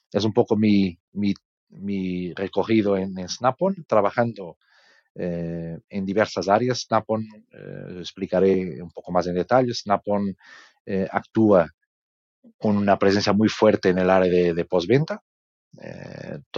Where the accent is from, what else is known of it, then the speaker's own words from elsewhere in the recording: Portugal; Spanish is a second language; now in Spain; eh, soy eh, por, el nombre y por el sotaque, probablemente entendéis que soy portugués.